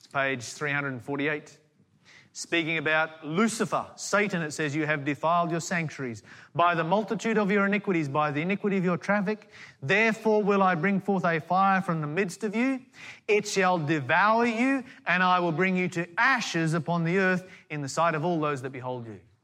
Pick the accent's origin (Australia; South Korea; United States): Australia; Tasmania; I grew up in Tasmania